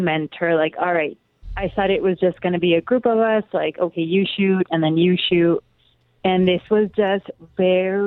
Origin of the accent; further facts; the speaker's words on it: Calexico, California, United States; I was born and raised in Calexico in the border town